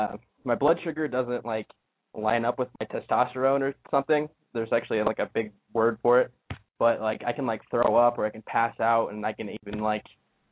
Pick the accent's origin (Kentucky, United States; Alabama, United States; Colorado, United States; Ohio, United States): Ohio, United States; I'm 18, and I'm from Ohio.